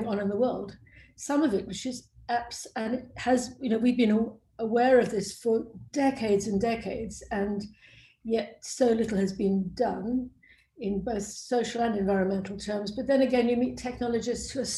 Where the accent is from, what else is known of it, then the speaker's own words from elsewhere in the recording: South Africa; moved away; also born or lived in Cambridge; I grew up in South Africa, one of the world's beautiful countries